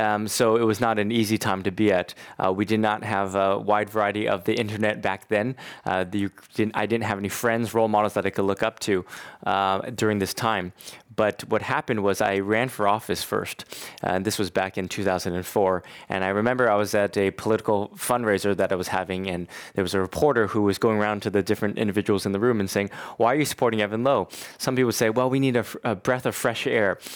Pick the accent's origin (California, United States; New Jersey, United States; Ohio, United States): California, United States; Bay Area; growing up in the Bay Area